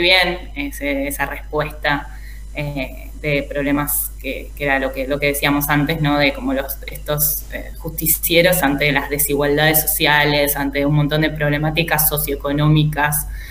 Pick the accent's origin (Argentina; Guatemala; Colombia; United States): Argentina; nosotros como argentinos